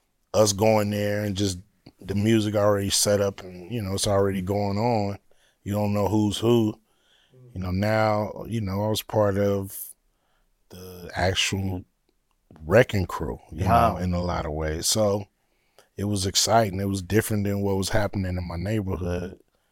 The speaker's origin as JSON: {"language": "English", "town": "Los Angeles", "region": "California", "country": "United States", "said": "I'm from LA. They from Compton. Uh-huh. I'm from South Central."}